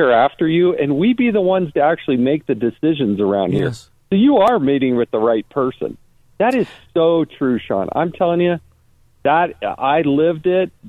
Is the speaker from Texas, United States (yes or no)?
no; Utah, United States; I'm from Utah.